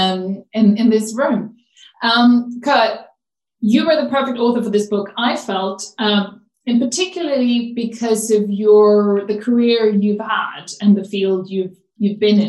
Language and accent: English; Sweden; my home country, Sweden